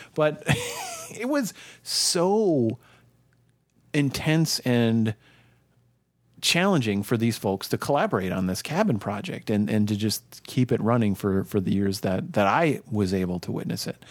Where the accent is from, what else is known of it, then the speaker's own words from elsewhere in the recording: Minnesota, United States; growing up in Minnesota